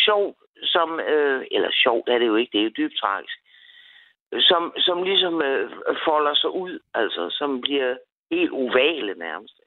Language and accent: Danish; Copenhagen, Capital Region of Denmark, Denmark; moved away as an adult; now in Assens, Denmark; jeg kommer fra København. Øh, og det er jo kun otte år, jeg har boet her